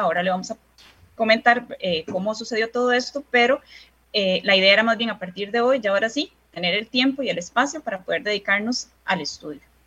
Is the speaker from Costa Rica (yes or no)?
yes; San José, Costa Rica; soy costarricense, primeramente, ¿verdad? Y nací en el Hospital México